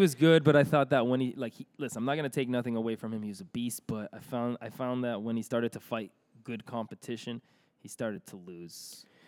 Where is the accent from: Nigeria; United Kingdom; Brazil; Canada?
Canada; Toronto, Ontario; we're from Toronto